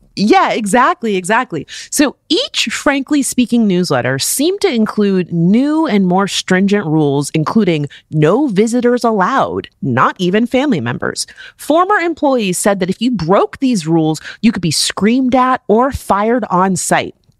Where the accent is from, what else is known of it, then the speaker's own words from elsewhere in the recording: South Florida, United States; also born or lived in Michigan; I'm from South Florida